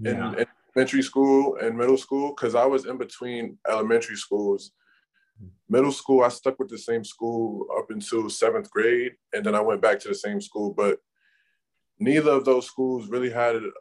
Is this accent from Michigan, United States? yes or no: no; New York City, New York, United States; growing up in New York